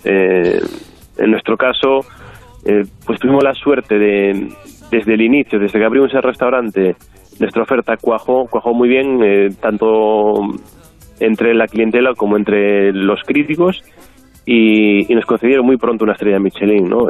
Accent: Galicia, Spain; como gallego

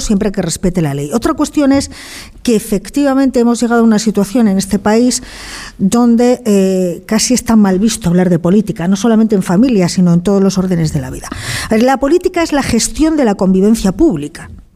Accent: León, Castile and León, Spain; Yo soy de León

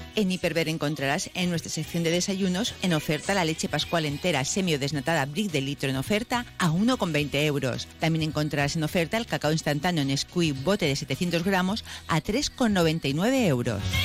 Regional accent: Elche, Valencian Community, Spain; yo soy de, aquí de Elche

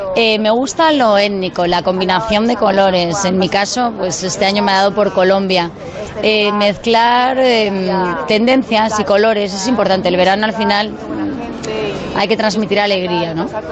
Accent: Alicante, Valencian Community, Spain; mi tierra, de Alicante

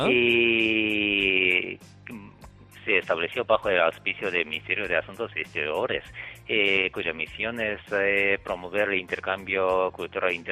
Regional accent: Japan; first language Japanese; Spanish is a second language; moved away as an adult; now in Madrid, Spain

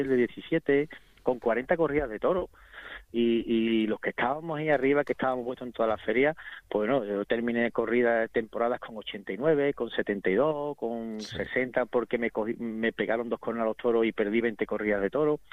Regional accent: Seville, Andalusia, Spain; aquí en Sevilla también, en mi, en mi ciudad, en mi pueblo, en mi plaza

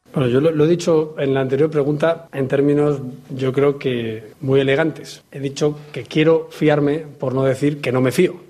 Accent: Bilbao, Basque Country, Spain; mi infancia en Bilbao

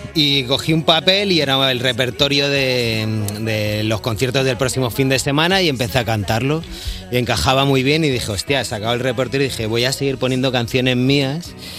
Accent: Madrid, Community of Madrid, Spain; yo soy de la Alameda Osuna

